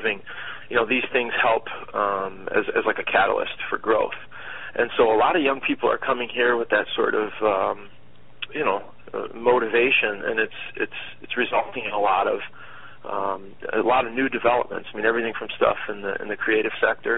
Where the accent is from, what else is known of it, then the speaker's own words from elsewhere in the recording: Rochester, Michigan, United States; now in Detroit, United States; I was born in Rochester